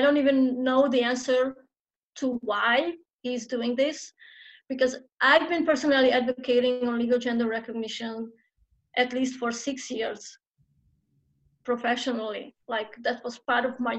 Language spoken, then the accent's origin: English; Hungary; I'm a trans activist born and raised and still based in Hungary